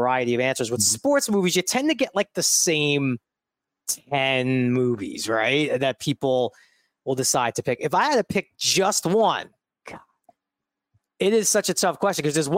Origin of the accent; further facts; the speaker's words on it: New York City, New York, United States; moved away as an adult; I grew up in Bensonhurst, Brooklyn